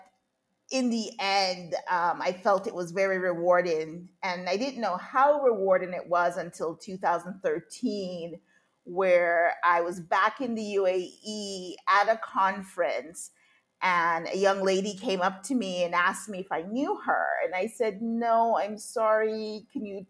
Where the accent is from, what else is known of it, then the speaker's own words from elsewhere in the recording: Jamaica; moved away; also born or lived in United States / North Carolina / United Arab Emirates / Singapore; although I was born in the U.S., I was raised in Jamaica as a child